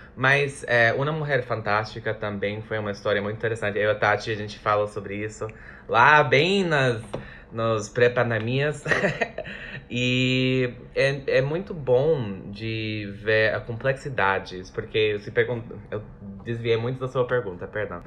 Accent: United States; Portuguese is a second language; now in Brazil; Eu sou dos Estados Unidos

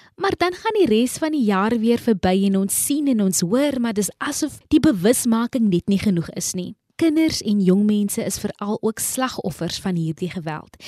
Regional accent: Kraaifontein, Western Cape, South Africa; ek is ook toevallig van Kraaifontein

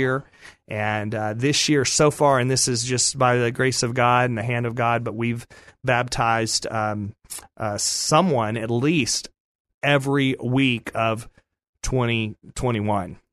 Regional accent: Dallas, Texas, United States; I grew up in the Dallas area

